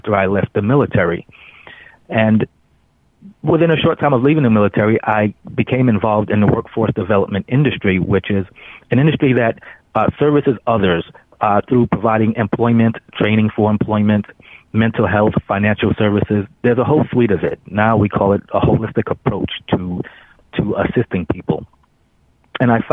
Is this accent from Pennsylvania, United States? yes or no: no; New York City, New York, United States; I grew up in Brooklyn, New York, raised by a single parent